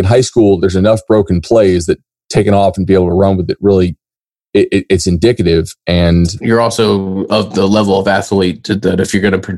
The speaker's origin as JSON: {"language": "English", "town": "Fort Myers", "region": "Florida", "country": "United States", "tie": "born or raised there", "said": "growing up in Fort Myers that that's you know very close to you know Miami"}